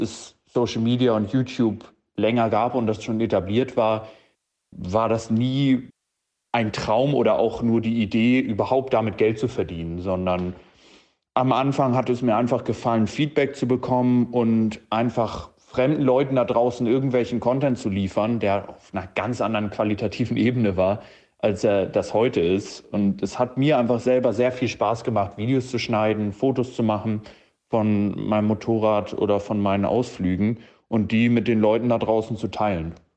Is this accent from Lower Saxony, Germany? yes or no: no; Hamburg, Germany; 27 Jahre alt und ich komme aus Hamburg